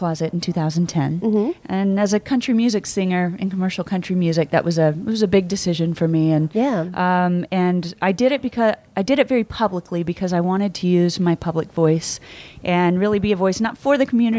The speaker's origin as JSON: {"language": "English", "town": "Kansas City", "region": "Kansas", "country": "United States", "tie": "born or raised there", "also_born_or_lived": "Nashville", "moved": "as an adult", "lives_now": "New York City, United States", "said": "I was born in Kansas City, Missouri. Uh-huh. And raised just across the line in Kansas."}